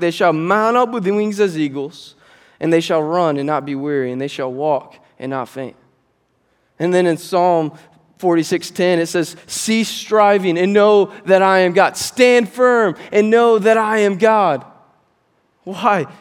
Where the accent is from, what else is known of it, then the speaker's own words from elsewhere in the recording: Fremont, United States; also born or lived in Georgia; I grew up here at Grace, and I grew up in Fremont